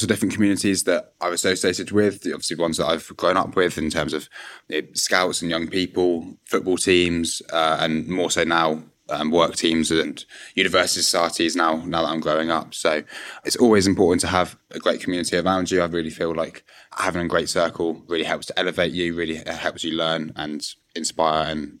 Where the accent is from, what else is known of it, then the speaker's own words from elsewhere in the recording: Berkshire, South East England, United Kingdom; I'm he, him, I'm 21 and I'm from Berkshire.